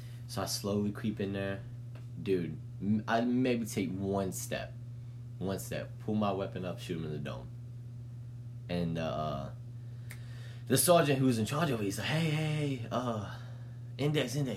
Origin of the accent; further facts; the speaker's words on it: Mississippi, United States; I'm from Mississippi.